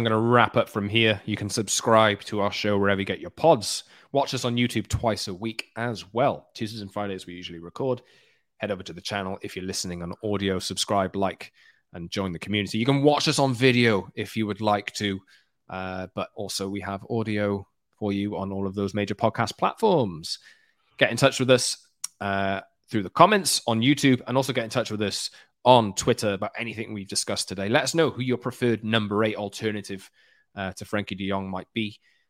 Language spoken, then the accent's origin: English; Wales, United Kingdom; now in London, United Kingdom; I'm Welsh, everyone.